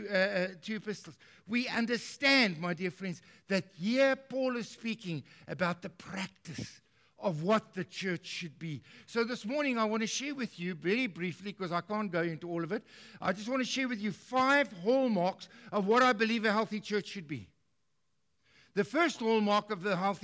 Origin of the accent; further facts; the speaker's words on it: South Africa; I'm a South African